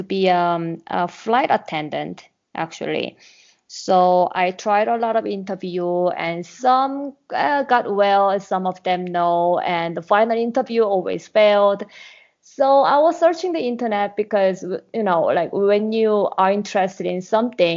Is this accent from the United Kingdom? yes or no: no; South Korea; moved away as an adult; now in Mexico; I'm from Korea